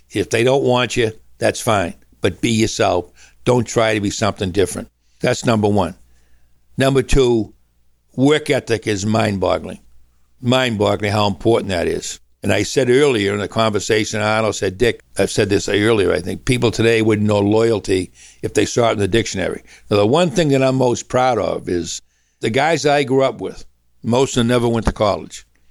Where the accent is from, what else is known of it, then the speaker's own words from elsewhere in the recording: Woburn, Massachusetts, United States; I'm some kid from Woburn, Massachusetts